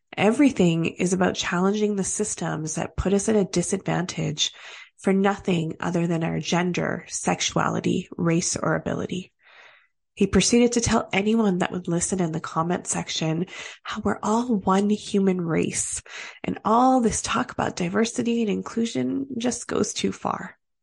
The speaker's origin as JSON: {"language": "English", "country": "Canada", "said": "As Canadian as we are"}